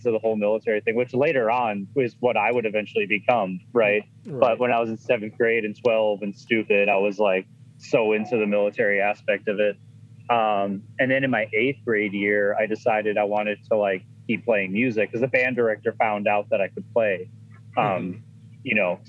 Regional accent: Chicago, Illinois, United States; also born or lived in Boston; I'm originally from Chicago. I grew up there

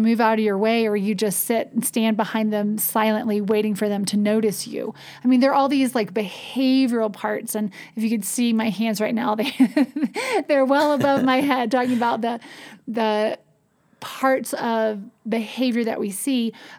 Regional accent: North Carolina, United States; I grew up in North Carolina

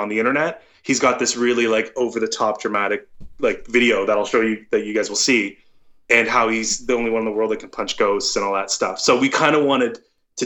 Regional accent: Toronto, Ontario, Canada; I'm from Toronto

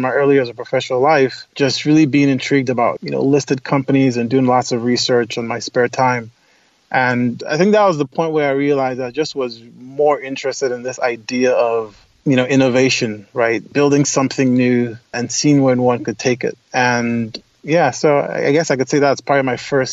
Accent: Lagos, Nigeria; moved away as an adult; also born or lived in upstate New York; now in United States; I grew up in Lagos, Nigeria. I was actually born in the United States, but my parents moved back to Nigeria

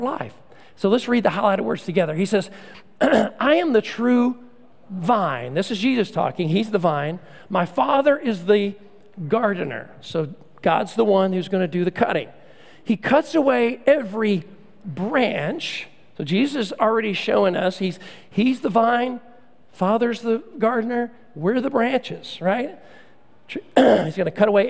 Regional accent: Central Texas, United States; When I was a kid growing up in Central Texas

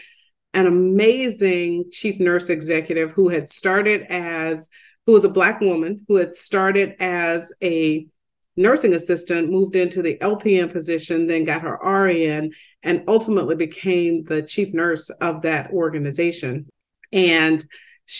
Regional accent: the South, United States; moved away as an adult; also born or lived in Detroit; growing up in the South

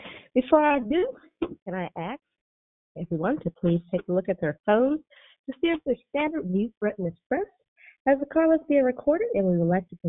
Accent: Arizona, United States; from Arizona.

